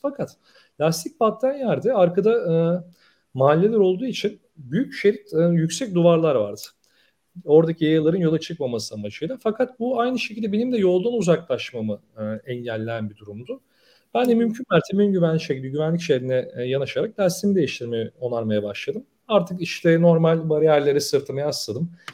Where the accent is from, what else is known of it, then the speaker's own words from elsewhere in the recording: Bursa, Turkey; 29 e, Ekim 1985 Bursa doğumluyum